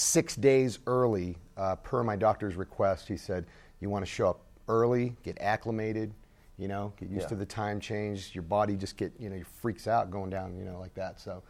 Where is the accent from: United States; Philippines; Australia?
United States; Steubenville, Ohio; moved away; also born or lived in Pittsburgh, Pennsylvania; I'm actually from Steubenville, Ohio, which is kind of a suburb of Pittsburgh over in Ohio, right on the Ohio River. A little steel town there